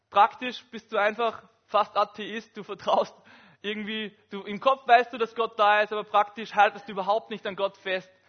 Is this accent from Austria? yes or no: yes; Upper Austria, Austria; ich komme aus Oberösterreich und das ist vielleicht vergleichbar mit GRK und Sturm in Graz.